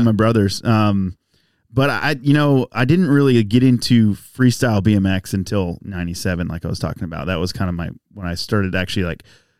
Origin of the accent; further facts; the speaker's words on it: Winona, Texas, United States; I had me a Tyler address, but I was born near Winona. Closer to Winona. North of the interstate. Went to Winona school.